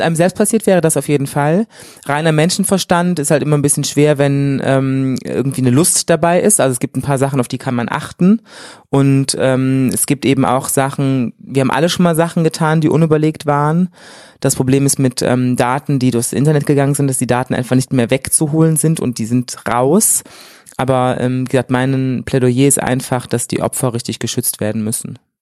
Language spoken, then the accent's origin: German; Germany; moved away as an adult; now in Cologne, Germany; Ich bin in der wunderschönen Eifel groß geworden